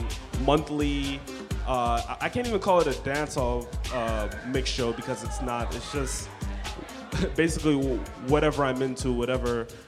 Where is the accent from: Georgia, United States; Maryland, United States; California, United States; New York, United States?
New York, United States; New York City; So, I'm from Queens, New York.